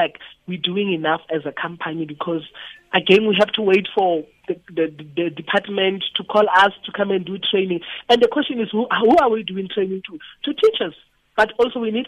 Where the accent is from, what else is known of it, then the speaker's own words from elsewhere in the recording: Itsoseng, North West, South Africa; moved away; Where I come from, I'm from Itu Seng.